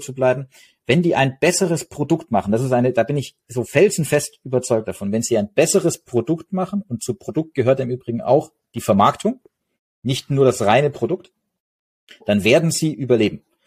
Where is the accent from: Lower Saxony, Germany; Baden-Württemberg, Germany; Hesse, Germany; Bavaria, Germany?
Baden-Württemberg, Germany; Stuttgart; ich komme aus Stuttgart